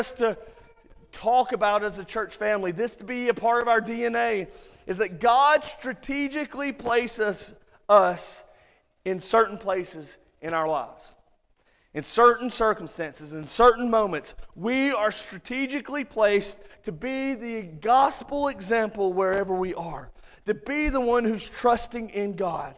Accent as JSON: {"language": "English", "town": "Muscle Shoals", "region": "Alabama", "country": "United States", "tie": "born or raised there", "also_born_or_lived": "Orlando, Florida / Colorado", "accent": "Alabama", "moved": "as an adult", "lives_now": "Hazel Green, United States", "said": "I grew up in Muscle Shoals, and Alabama people are weird. You guys know it. We are. We all have a weird accent"}